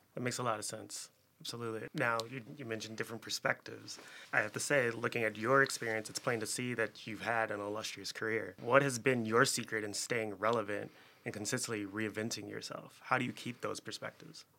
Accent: Chicago, Illinois, United States; also born or lived in Philadelphia; Born and raised here in Chicago

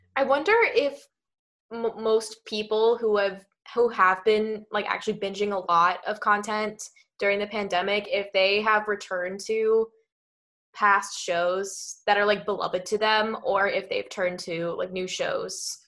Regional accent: New Jersey, United States; we're, we're both from Jersey

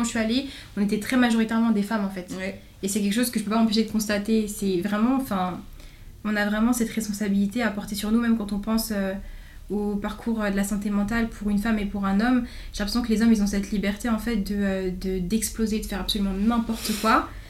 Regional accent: Chevilly-Larue, Île-de-France, France; je viens de, de Cheville-la-Rue, du coup, dans Val-de-Marne. Mm-hmm. j'ai fait toute ma primaire et mon collège là-bas.

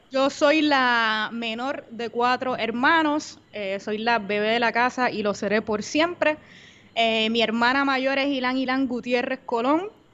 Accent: Bayamón, Puerto Rico; also born or lived in Comerío, Puerto Rico; Soy de Bayamón, Puerto Rico

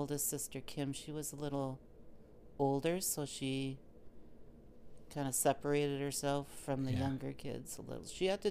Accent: Kitchener, Ontario, Canada; also born or lived in Waterloo; Stony Brook Drive, down in Kitchener.

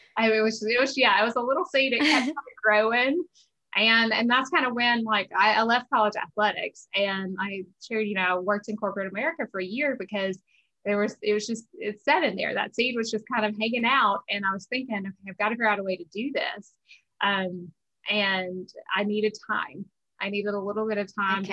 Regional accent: South Georgia, United States; moved away as an adult; also born or lived in Pennsylvania; we grew up in South Georgia

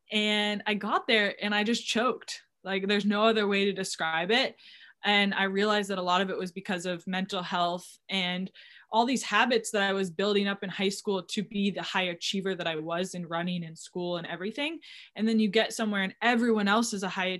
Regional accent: New Hampshire, United States; moved away as an adult; I am from New Hampshire, a small town, and I played all the sports.

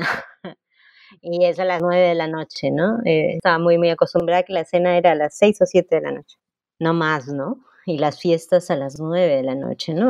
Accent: Lima, Peru; also born or lived in New York; yo soy de Magdalena

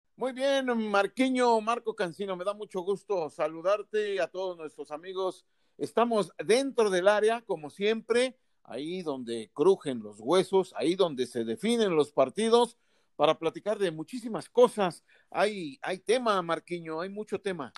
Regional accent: Mexico; nuestro país

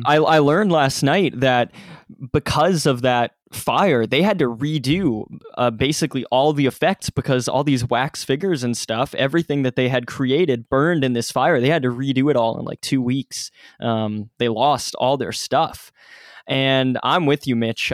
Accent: Ontario, Canada; my area because uh, that part of Ontario, which is which is a province in Canada

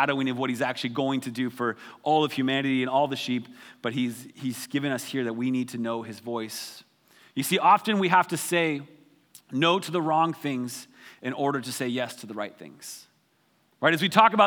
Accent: Wyoming, United States; I grew up in Wyoming

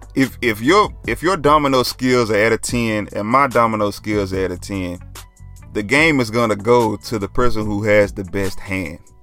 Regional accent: Dallas, Texas, United States; I'm from Oak Cliff

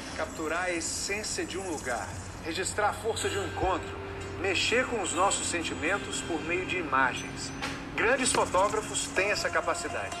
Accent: Rui Barbosa, Bahia, Brazil; tenho 47 anos, nasci em Rui Barbosa, interior da Bahia

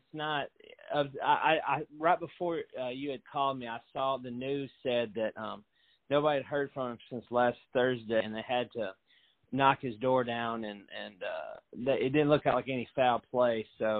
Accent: Fairview, Tennessee, United States; I'm from Fairview, Tennessee, back when it was just a little podunk area.

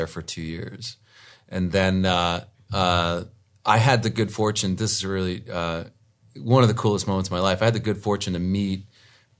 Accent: D.C., Washington, D.C. area, United States; moved away as an adult; also born or lived in New Jersey / New York / Charlottesville, Virginia; I'm East Coast, born and bred, Jersey boy. Grew up outside of D.C.

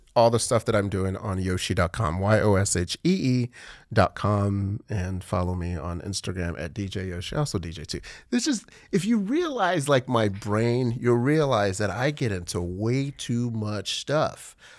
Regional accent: Nigeria; now in Texas, United States; I'm Nigerian

